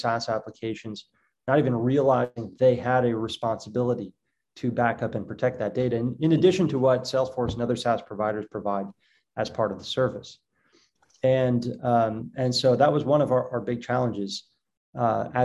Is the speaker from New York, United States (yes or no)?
no; Boston, Massachusetts, United States; moved away as an adult; now in Israel; I grew up growing up in Boston